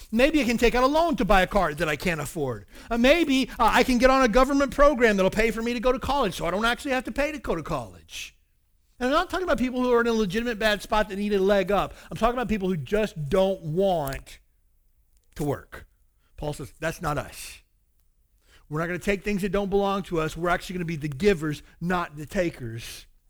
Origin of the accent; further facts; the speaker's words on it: the South, United States; I grew up in the South